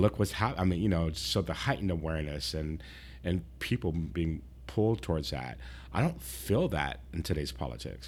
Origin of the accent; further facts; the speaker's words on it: San Diego, California, United States; I was from San Diego